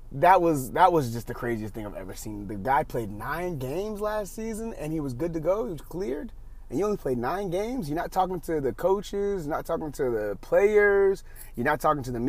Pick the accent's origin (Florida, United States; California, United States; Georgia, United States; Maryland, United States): Georgia, United States; Atlanta; I'm from Atlanta